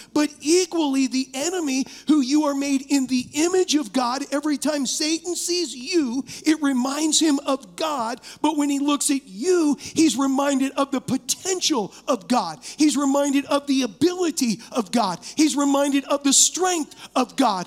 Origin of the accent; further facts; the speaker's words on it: United States; as American Christians